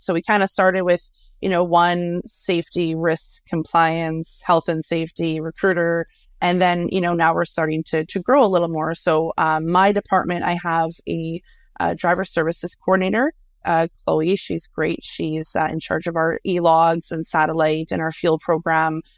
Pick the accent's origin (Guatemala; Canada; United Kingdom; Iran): Canada; also born or lived in near Winnipeg, Manitoba; we're Canadian, so it's kind of in our blood